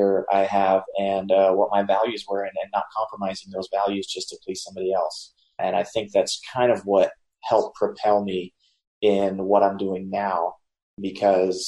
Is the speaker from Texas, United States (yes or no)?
no; South Mississippi, United States; I was born and raised in South Mississippi in a Hindu temple